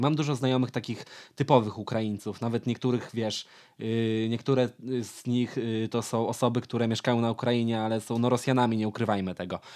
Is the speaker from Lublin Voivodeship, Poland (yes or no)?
yes; Lublin Voivodeship, Poland; ja jestem z Lubelszczyzny